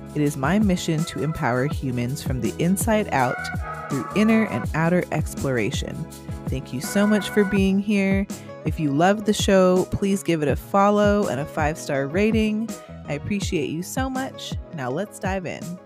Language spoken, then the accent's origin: English; Hawaii, United States; also born or lived in Huntington Beach; I'm like from Hawaii. So I, you know, we kind of get a little nervous sometimes, like leaving the islands